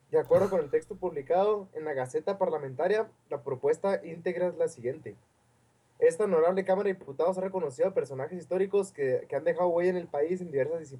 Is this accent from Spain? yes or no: no; Mexico; Pero que me inscribieron, güey, por ser mexicano, güey.